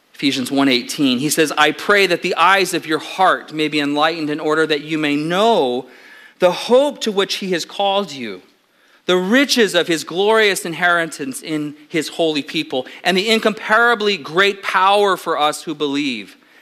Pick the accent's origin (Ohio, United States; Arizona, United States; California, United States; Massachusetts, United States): California, United States; Southern; I grew up in Southern California